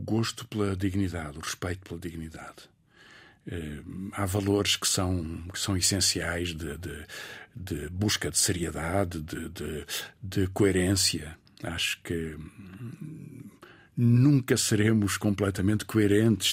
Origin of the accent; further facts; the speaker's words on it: Portugal; also born or lived in Mozambique; o meu pai, que é militar, e a minha mãe, advogada, voltaram para, para, para o continente